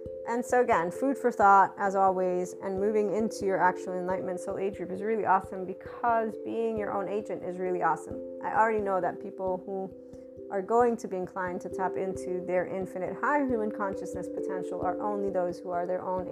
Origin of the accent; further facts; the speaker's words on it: United States; my lovely heritage as an American